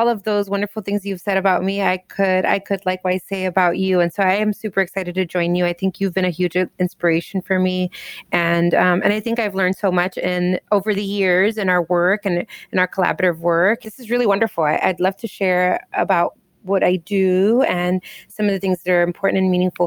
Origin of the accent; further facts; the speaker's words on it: Southern California, United States; first language English; also born or lived in Miami, Florida; now in Chicago, United States; I grew up in Southern California, but I've also lived in lots of different places in the U.S. I lived in Miami, Florida for a while. I currently live in Chicago, Illinois